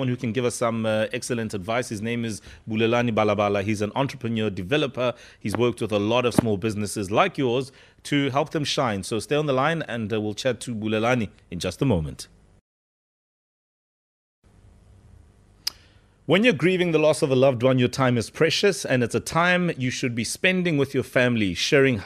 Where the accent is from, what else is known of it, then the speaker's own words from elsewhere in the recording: Soweto, Gauteng, South Africa; I'm from Soweto